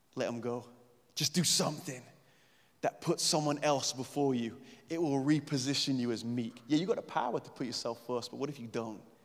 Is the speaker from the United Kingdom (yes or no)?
yes; England, United Kingdom; we're English